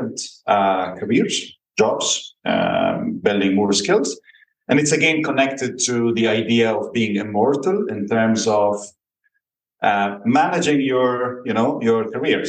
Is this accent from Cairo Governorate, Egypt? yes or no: yes; Cairo, Cairo Governorate, Egypt; also born or lived in United States / United Kingdom / China / United Arab Emirates; now in Italy; I am from Cairo, one of the biggest cities in the world and most chaotic as well